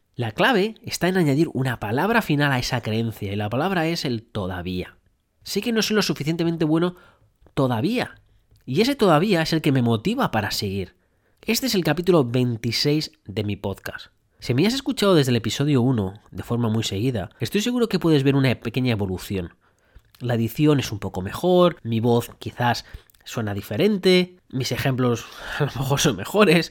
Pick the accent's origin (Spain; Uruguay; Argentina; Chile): Spain; moved away as an adult; now in Brisbane, Australia; cómo somos los españoles